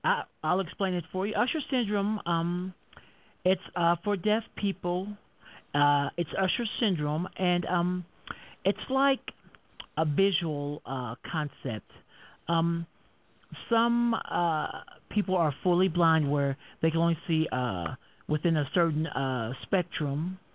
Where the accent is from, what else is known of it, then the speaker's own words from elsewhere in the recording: Denver, Colorado, United States; I'm from Denver, Colorado.